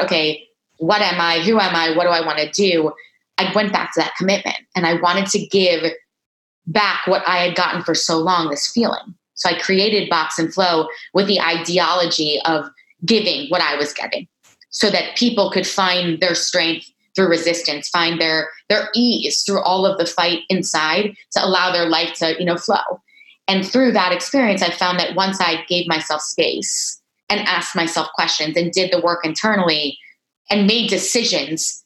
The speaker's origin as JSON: {"language": "English", "town": "Miami Beach", "region": "Florida", "country": "United States", "tie": "born or raised there", "also_born_or_lived": "Boston", "moved": "as an adult", "lives_now": "New York, United States", "said": "I was born in Miami Beach, born and raised, three brothers"}